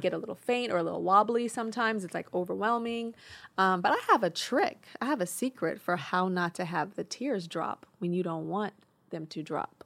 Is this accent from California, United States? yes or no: yes; Inglewood, California, United States; I'm from Inglewood